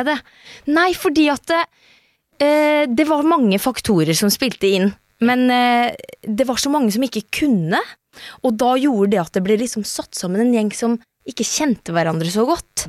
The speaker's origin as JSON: {"language": "Norwegian", "town": "Skjeberg", "region": "Østfold", "country": "Norway", "also_born_or_lived": "Trøndelag", "accent": "Østfold", "said": "jeg kommer fra Skjeberg"}